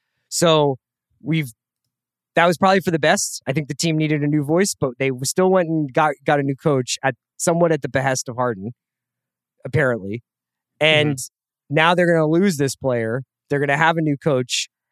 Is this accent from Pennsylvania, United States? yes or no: yes; Philadelphia, Pennsylvania, United States; now in Los Angeles, United States; I live in Los Angeles and I'm from Philadelphia.